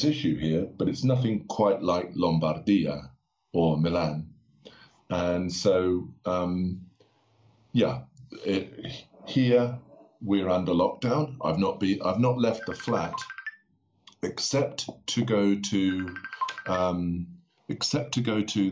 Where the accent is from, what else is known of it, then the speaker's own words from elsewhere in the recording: London, United Kingdom; moved away as an adult; also born or lived in Berlin, Germany; now in Aosta, Italy; places that I used to live in London, where I'm from